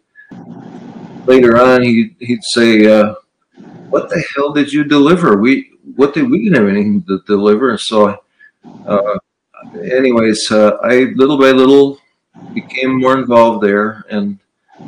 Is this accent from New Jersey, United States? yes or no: no; Wausau, Wisconsin, United States; I grew up in Wausau on the west side on 3rd Avenue.